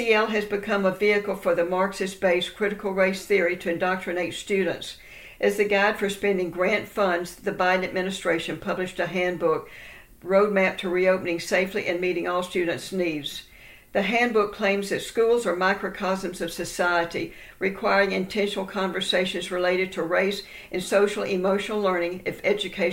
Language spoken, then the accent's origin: English; Texas, United States; my home state of Texas